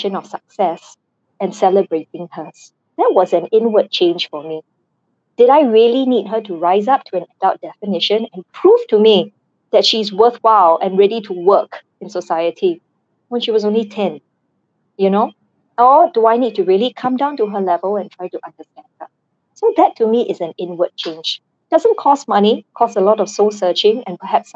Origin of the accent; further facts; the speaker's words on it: Singapore; I am Singaporean